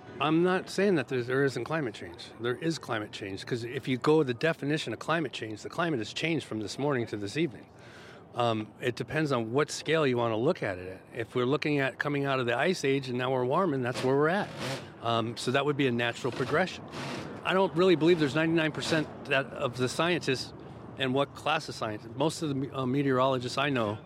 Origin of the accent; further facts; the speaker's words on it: Los Angeles, California, United States; now in San Leandro, United States; I'm from Los Angeles, California, but I currently live in San Leandro